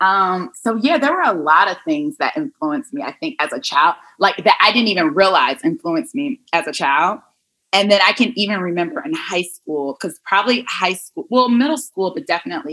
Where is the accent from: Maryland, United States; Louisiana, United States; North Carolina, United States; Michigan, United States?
Michigan, United States; Detroit; now in New York City, United States; Yes, I am originally from Detroit. I grew up in Detroit, Motown.